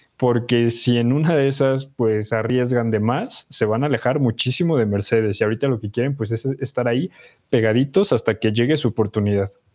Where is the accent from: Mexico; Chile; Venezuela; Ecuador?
Mexico; porque somos mexicanos